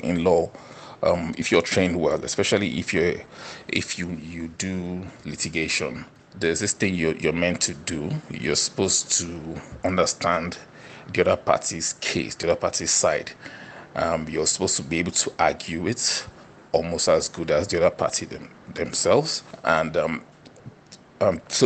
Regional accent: Niger Delta, Nigeria; I'm from the Niger Delta region in Nigeria

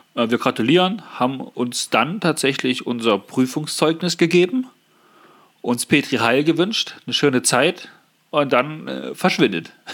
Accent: Germany; also born or lived in Naumburg, Saxony-Anhalt; wir, die Deutschen

